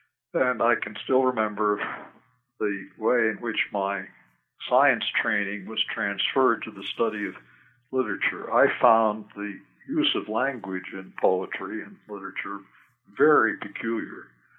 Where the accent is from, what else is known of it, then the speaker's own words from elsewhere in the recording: New York, United States; But I grew up mostly in the North. In upstate New York